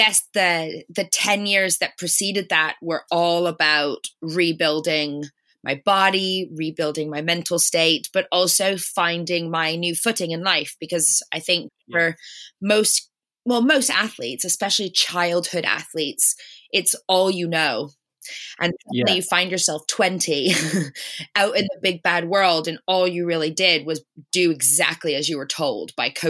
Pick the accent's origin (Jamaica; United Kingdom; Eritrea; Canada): Canada; moved away; I'm Canadian originally